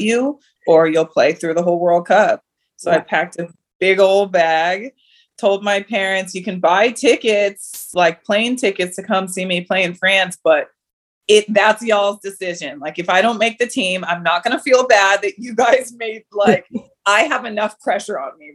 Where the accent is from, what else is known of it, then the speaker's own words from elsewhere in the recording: United States; I grew up obviously here in the States, but like my parents were always like, you're Cameroonian